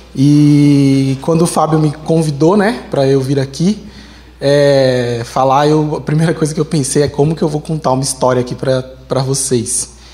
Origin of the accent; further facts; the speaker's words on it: Osasco, São Paulo, Brazil; a gente vinha de ônibus lá de Osasco